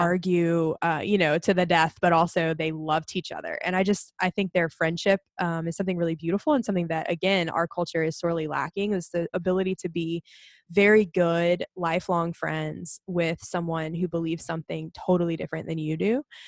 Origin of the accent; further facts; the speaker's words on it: Alabama, United States; also born or lived in South Louisiana; now in Louisiana, United States; I'm from Alabama originally, but found my way to South Louisiana and fell in love with it